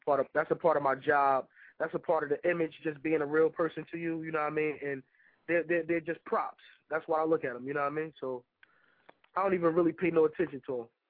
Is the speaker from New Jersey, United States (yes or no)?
yes; North New Jersey, United States; I'm from North New Jersey